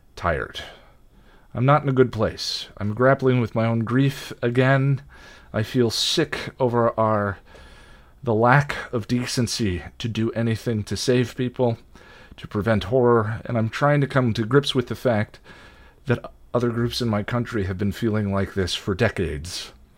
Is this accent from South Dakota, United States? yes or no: no; Boulder, Colorado, United States; born or raised there; also born or lived in Illinois